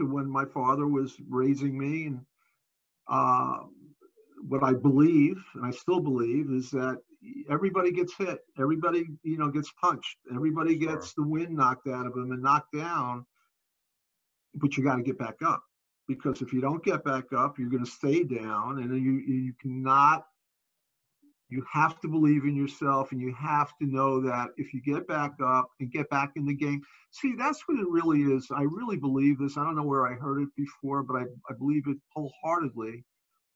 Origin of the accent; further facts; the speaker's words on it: New York City, New York, United States; I grew up in Brooklyn in the 60s